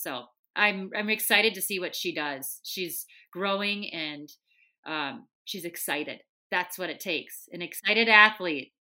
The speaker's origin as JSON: {"language": "English", "region": "Minnesota", "country": "United States", "accent": "thick Minnesota", "said": "I'm from Minnesota because I have a really thick accent"}